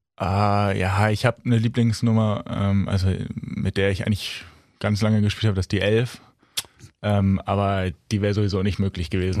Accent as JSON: {"language": "German", "town": "Kollmar", "region": "Schleswig-Holstein", "country": "Germany", "tie": "born or raised there", "said": "ich komme aus Kolmar"}